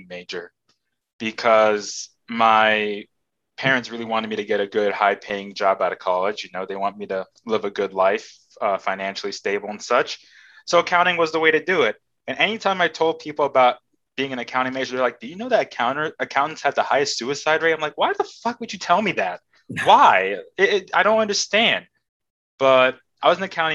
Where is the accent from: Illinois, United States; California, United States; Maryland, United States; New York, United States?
Maryland, United States; also born or lived in England; I've lived in Maryland most of my life.